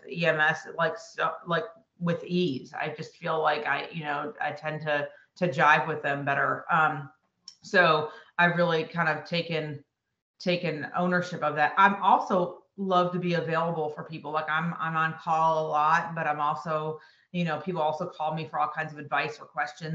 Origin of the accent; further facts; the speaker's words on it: Buffalo, New York, United States; moved away as an adult; also born or lived in Rochester, New York / Syracuse, New York; now in Greenville, United States; I'm from Buffalo, New York originally